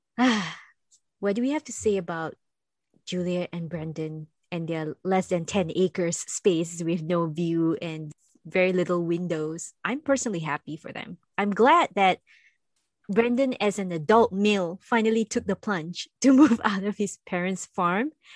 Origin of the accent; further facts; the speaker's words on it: Singapore; moved away; I come from Singapore